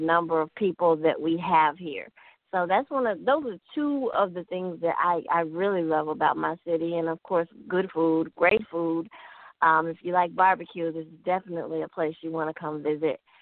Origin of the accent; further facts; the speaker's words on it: Memphis, Tennessee, United States; I grew up in Memphis, Tennessee.